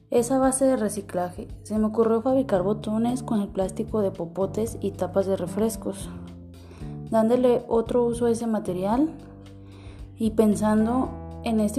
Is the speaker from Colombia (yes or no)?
no; Guadalajara, Jalisco, Mexico; Soy originaria de Guadalajara, Jalisco. Tengo 22 años